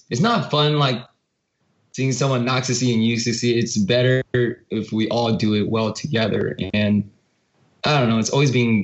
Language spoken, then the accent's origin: English; United States; we're both Korean Americans